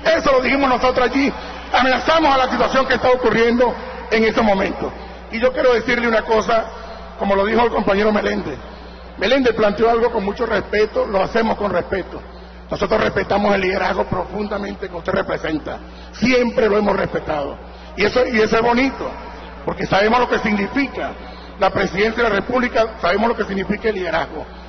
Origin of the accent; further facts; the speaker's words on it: Acarigua, Portuguesa, Venezuela; yo soy llanero también de Acarigua